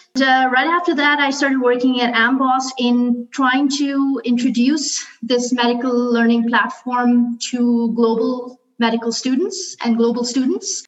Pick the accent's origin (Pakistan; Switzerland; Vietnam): Pakistan; Karachi, Sindh; moved away; I grew up in Karate Karachi, which um, you know we speak Urdu and English.